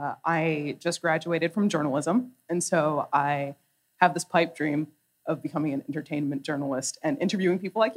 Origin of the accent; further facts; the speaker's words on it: Milton, Ontario, Canada; I am from Milton, Ontario.